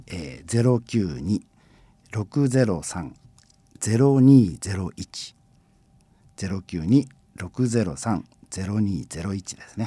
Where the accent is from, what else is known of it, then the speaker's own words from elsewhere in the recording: Fukuoka, Japan; 僕はそこに生まれ育ってるから